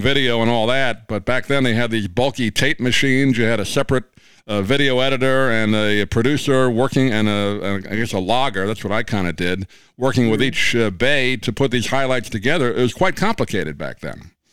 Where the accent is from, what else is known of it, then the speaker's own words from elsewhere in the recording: New York, United States; I grew up in New York